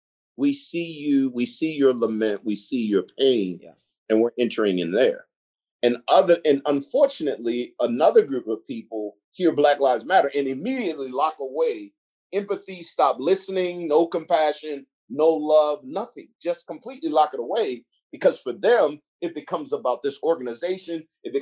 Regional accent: Gresham, Oregon, United States; also born or lived in Sandy / Damascus; I grew up in Gresham, Oregon, or Sandy, Oregon, Damascus, or whatever.

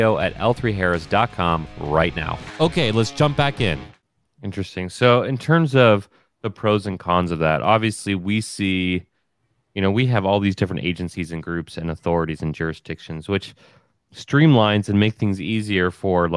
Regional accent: United States; also born or lived in Japan; I came home from Japan and I'm all American

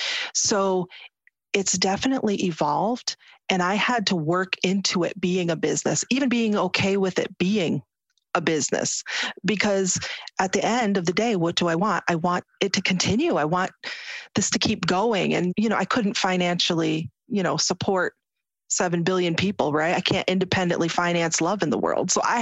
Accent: United States; You can see how I'm dressed. I'm an American Muslim. I wear a headscarf.

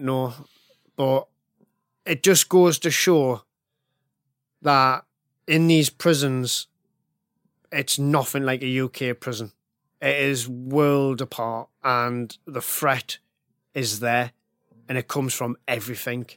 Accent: Northern England, United Kingdom; I grew up in the nineties and early two thousands, and I come from a, a, a northern working class family. My dad was a miner.

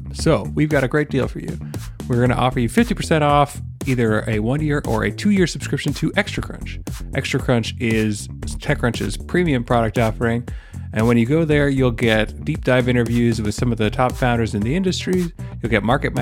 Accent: Toronto, Ontario, Canada; I'm also Canadian, also from Toronto.

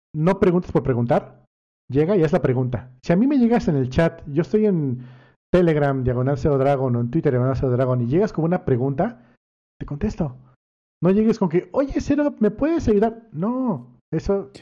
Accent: Cancún, Quintana Roo, Mexico; crecí en Cancún

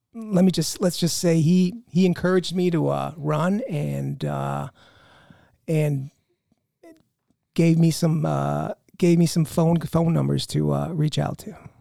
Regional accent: Chicago, Illinois, United States; I grew up in Chicago on the north side, over by there in Andersonville

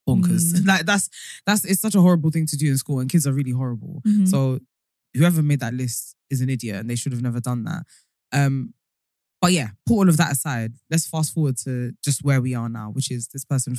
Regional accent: United Kingdom; accent: British; also born or lived in Colombia; I'm from the UK

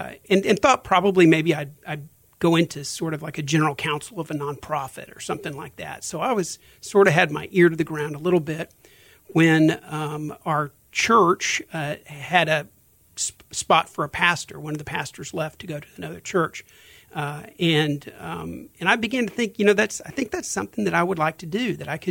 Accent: Houston, Texas, United States; I grew up here in Houston. Memorial area of Houston

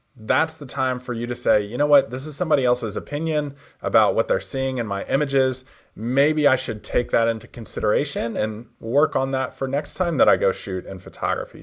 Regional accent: Nashville, Tennessee, United States; Nashville. That's my hometown where I'm from.

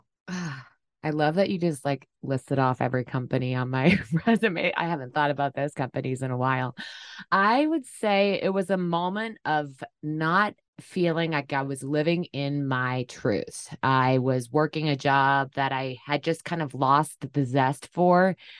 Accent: Durham, New Hampshire, United States; moved away as an adult; also born or lived in San Diego; the farm I grew up on in Durham, New Hampshire, on the seacoast

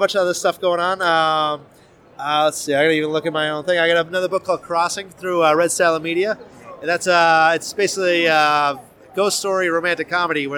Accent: New England, United States; I'm from New England.

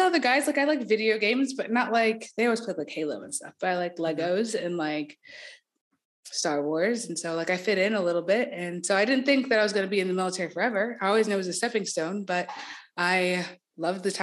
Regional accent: Marietta, Georgia, United States; moved away; I'm from Marietta, Georgia, which is like a small suburb of Atlanta.

